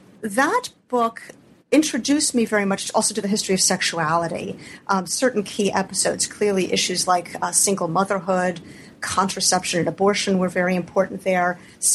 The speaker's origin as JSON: {"language": "English", "town": "Philadelphia", "region": "Pennsylvania", "country": "United States", "tie": "born or raised there", "said": "I grew up in Philadelphia"}